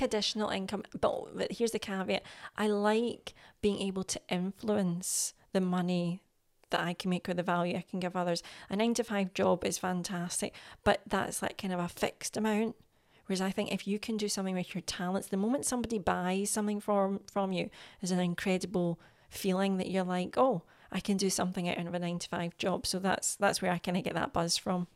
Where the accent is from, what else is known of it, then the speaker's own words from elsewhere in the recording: Scotland, United Kingdom; I'm Scottish